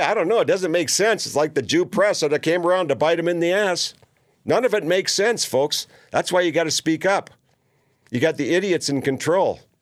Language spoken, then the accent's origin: English; Minneapolis, Minnesota, United States; a neighbor of mine growing up in South Minneapolis